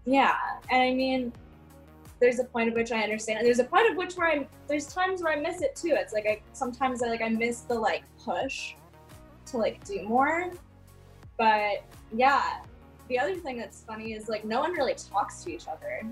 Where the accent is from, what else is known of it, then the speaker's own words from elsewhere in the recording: Los Angeles, California, United States; grew up in Venice, which is kind of wild